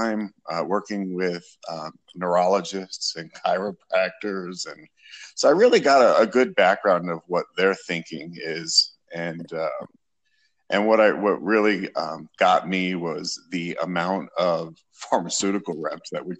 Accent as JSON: {"language": "English", "region": "New York", "country": "United States", "tie": "born or raised there", "moved": "yes", "lives_now": "Florida, United States", "said": "I originally was born and raised in New York and moved to Florida"}